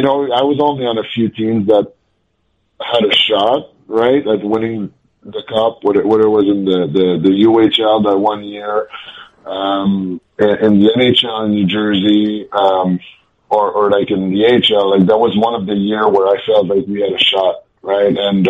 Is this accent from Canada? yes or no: yes; Quebec, Canada; I wish so bad that I was going to sign in Montreal, right? Like, that was, you know, I grew up in Quebec.